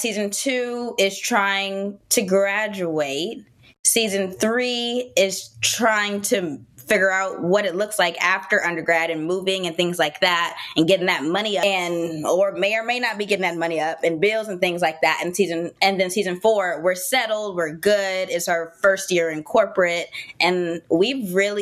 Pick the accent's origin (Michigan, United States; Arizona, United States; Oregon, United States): Arizona, United States; moved away as an adult; now in Raleigh, United States; I was born and raised in Arizona